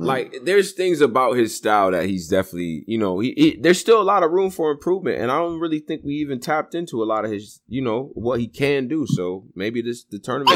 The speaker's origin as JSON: {"language": "English", "town": "Rochester", "region": "New York", "country": "United States", "said": "I'm from Rochester."}